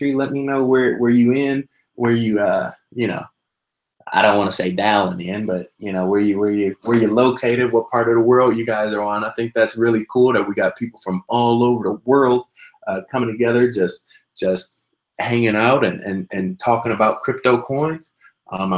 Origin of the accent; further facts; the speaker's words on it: Midwest, United States; I'm actually from the Midwest myself